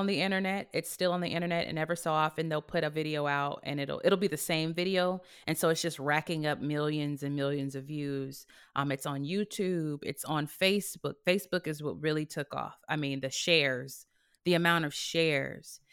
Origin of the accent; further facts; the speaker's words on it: California, United States; also born or lived in Houston; now in Los Angeles, United States; I came from Houston, even though I'm from California